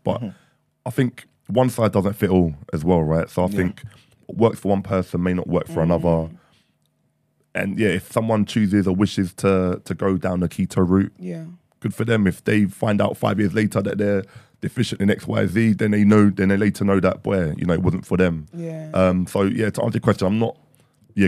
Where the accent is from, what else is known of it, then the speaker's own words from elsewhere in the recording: London, United Kingdom; being born and raised here in London